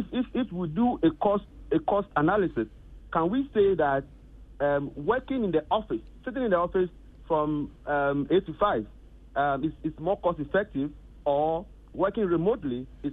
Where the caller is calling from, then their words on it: Tema, Greater Accra, Ghana; I'm calling from Tema.